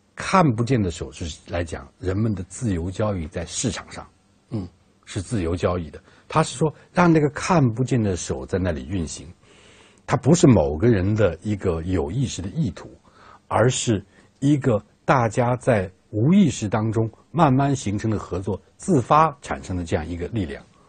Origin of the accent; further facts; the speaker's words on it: China; 我们中国人